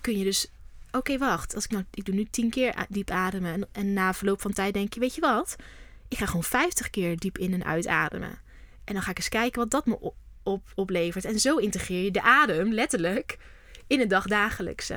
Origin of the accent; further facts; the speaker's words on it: North Brabant, Netherlands; also born or lived in Amsterdam; now in Vught, Netherlands; Maar ik kom niet uit Amsterdam, ik kom uit Brabant